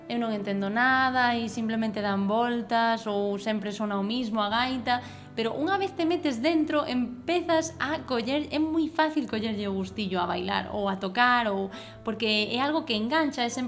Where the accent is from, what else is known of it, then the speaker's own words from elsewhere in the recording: Santiago de Compostela, Galicia, Spain; eu son de Santiago